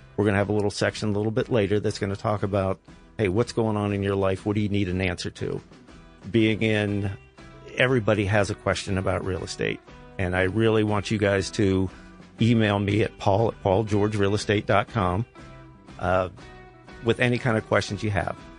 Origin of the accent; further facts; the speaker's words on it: Columbus, Ohio, United States; I was born and raised here. I was born on the West Side.